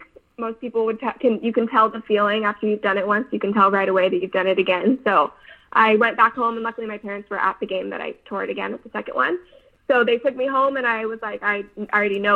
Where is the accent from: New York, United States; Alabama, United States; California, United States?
California, United States; Davis; my hometown, Davis